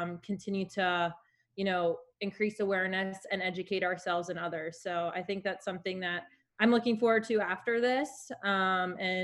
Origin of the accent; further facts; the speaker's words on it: Maryland, United States; I am in Maryland right now. So I grew up in Maryland